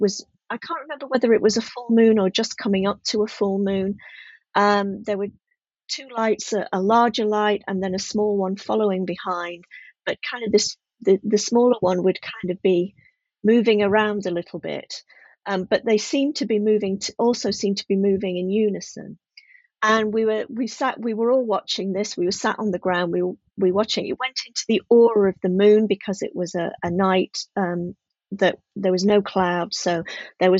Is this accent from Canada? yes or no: no; just outside of Sheffield, Yorkshire and the Humber, United Kingdom; also born or lived in Midlands / Leicestershire; now in South of England, United Kingdom; I grew up just outside of Sheffield